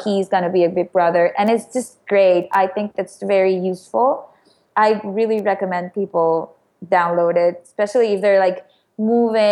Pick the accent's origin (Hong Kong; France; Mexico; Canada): Mexico; moved away; I'm originally from Mexico